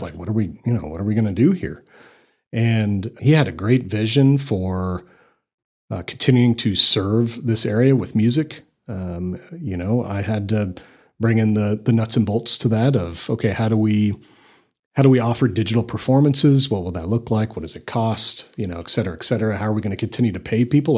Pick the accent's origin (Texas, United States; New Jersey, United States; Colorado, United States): Colorado, United States; Littleton; moved away as an adult; also born or lived in Scotland; now in Amarillo, United States; I'm originally from Littleton, Colorado. So grew up just north of here